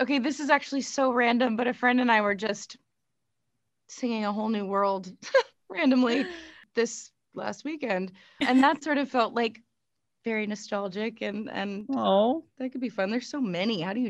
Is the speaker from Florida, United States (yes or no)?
no; California, United States; at least not maybe as many as you'd think growing up in Southern California.